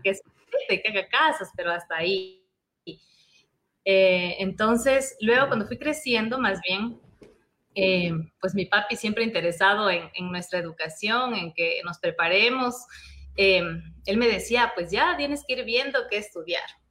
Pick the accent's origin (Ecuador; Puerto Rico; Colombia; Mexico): Ecuador; moved away as an adult; also born or lived in Madrid, Spain; no éramos muy bien vistos como, como ecuatorianos